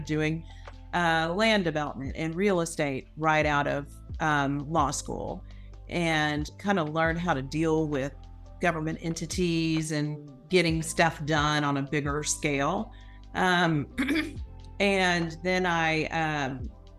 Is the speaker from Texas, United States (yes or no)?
yes; Houston, Texas, United States; I grew up in Houston